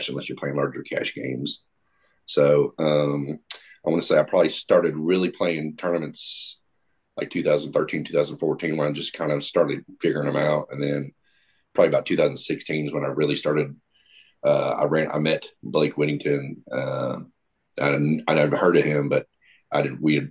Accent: Gulfport, Mississippi, United States; moved away as an adult; now in Tennessee, United States; I grew up in Gulfport, Mississippi

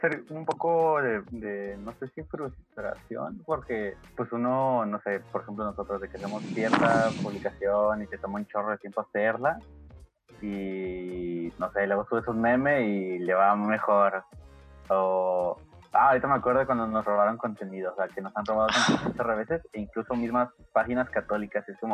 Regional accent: Ciudad Juárez, Chihuahua, Mexico; nosotros somos de Ciudad Juárez

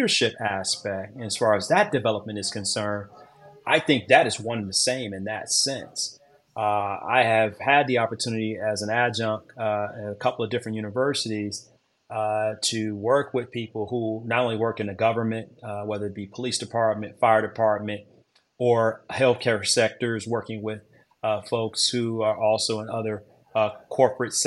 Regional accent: Detroit, Michigan, United States; moved away as an adult; I'm originally from Detroit, Michigan

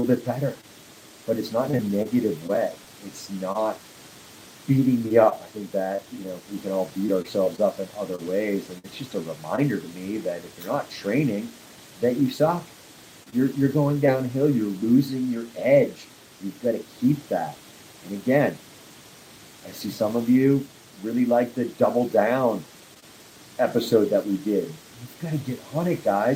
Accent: Nantucket, Massachusetts, United States; also born or lived in Wrentham, Massachusetts; now in Castle Rock, United States; I am from Nantucket Islands. Well, Wrentham, Mass, if you want to get specific, but I really grew up on Nantucket Island

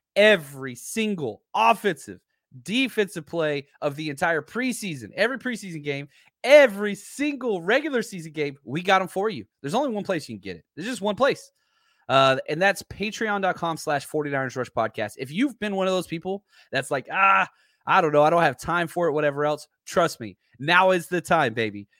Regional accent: Texas, United States; I'm from Texas

